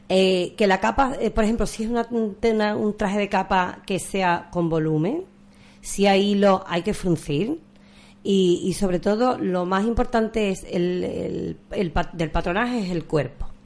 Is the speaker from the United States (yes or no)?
no; Villamanrique de la Condesa, Andalusia, Spain; yo soy más de zona rociera, yo soy de Villamanrique de la Condesa